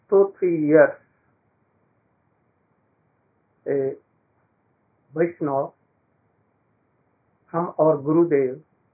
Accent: near Varanasi, on the Ganges, Uttar Pradesh, India; I was born in India on the bank of sacred Ganges.

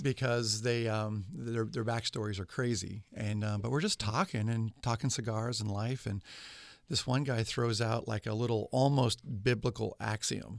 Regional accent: West Coast, United States; also born or lived in Bakersfield, California; now in Kansas City, United States; I was raised on the West Coast

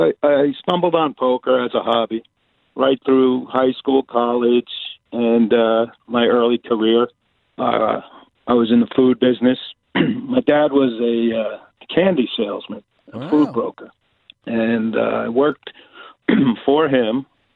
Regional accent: Bergen County, New Jersey, United States; I grew up in Bergen County, New Jersey, outside of New York City.

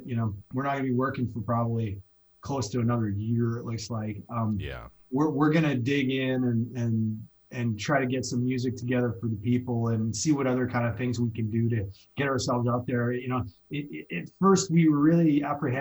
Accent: Canada; moved away as an adult; also born or lived in Hawaii; now in Los Angeles, United States; I come from Canada

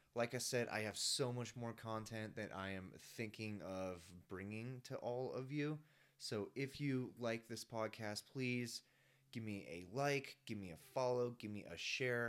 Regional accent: Dublin, Ohio, United States; moved away as an adult; now in Colorado, United States; I am originally from Dublin, Ohio, which is a suburb of Columbus, Ohio. I had a really, really great childhood

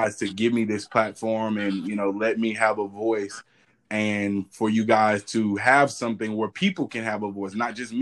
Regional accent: Texas, United States; I'm from Texas.

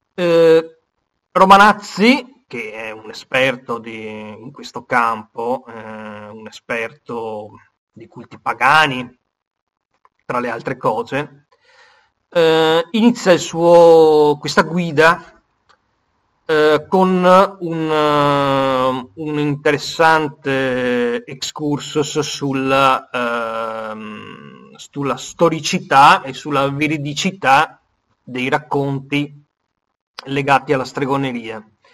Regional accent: Venice, Veneto, Italy; io sono veneziano

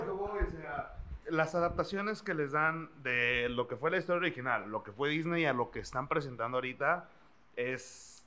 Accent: Mexico; nosotros, como mexicanos, guerreros azteca

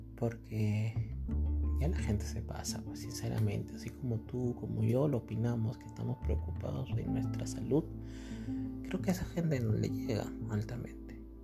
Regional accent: Peru; somos peruanos

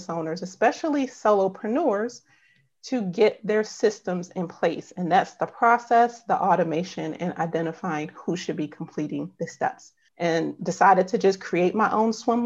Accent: Upper Marlboro, Maryland, United States; I live in Upper Marlboro, Maryland.

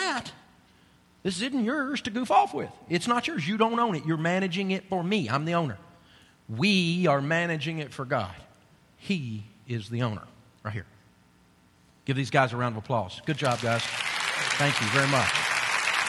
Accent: Tennessee, United States; I'm from Tennessee

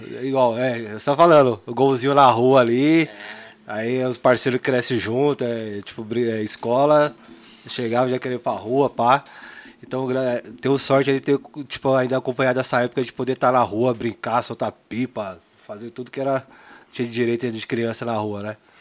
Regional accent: São Paulo, Brazil; sou aquele nascido e criado aqui no Grajaú, aqui no Reimberg

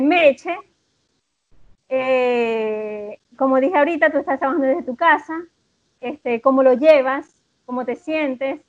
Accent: Venezuela; moved away as an adult; now in Chile; Soy una venezolana que vive en Chile desde hace dos años y un poco más

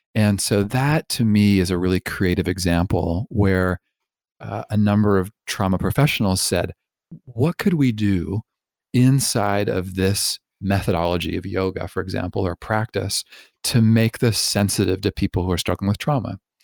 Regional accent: Toronto, Ontario, Canada; also born or lived in Vancouver; I grew up in Canada, in Toronto

